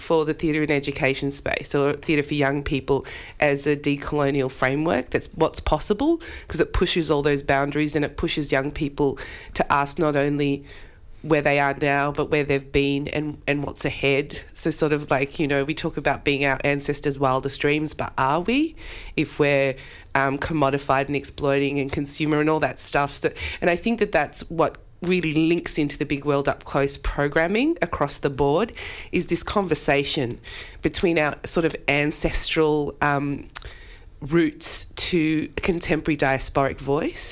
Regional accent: Campbelltown, New South Wales, Australia; Campbelltown, my hometown

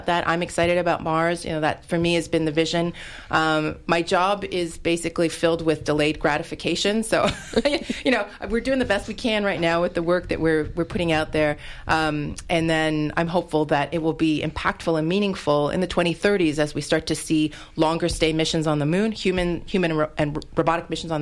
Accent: Canada; moved away as an adult; now in United States; I'm originally from Canada

